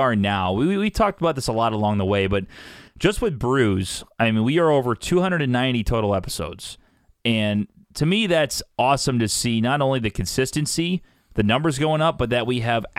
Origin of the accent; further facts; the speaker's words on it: Columbia, Illinois, United States; moved away as an adult; now in St. Louis, United States; I went to my hometown, Columbia, Illinois, the day before Thanksgiving.